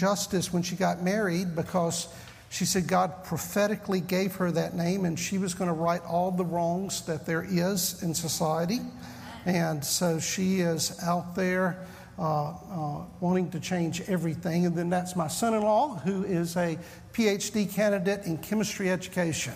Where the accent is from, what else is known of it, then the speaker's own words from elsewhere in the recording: the South, United States; accent: southern; I'm from the South